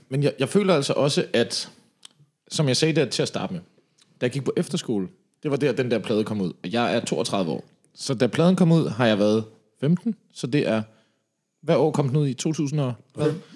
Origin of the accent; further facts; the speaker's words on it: Slagelse, Zealand, Denmark; now in Copenhagen, Denmark; jeg kommer fra Slagelse af